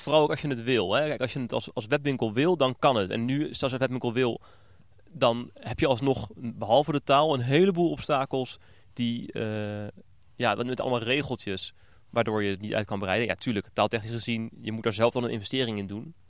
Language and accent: Dutch; Netherlands; ons Nederlanders